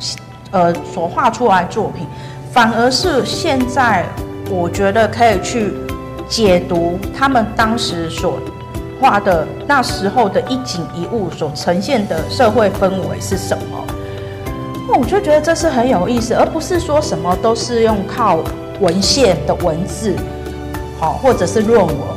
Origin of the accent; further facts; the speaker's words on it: Taipei, Taiwan; born there; 他他跟我一样都是出生在大稻埕，但是哎，他比我年长很多。